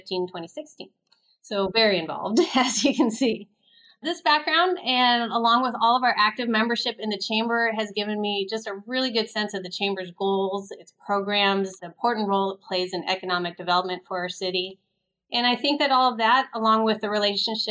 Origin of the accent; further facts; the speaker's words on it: Bay Area, California, United States; also born or lived in Davis, California; now in Vacaville, United States; I grew up in the Bay Area.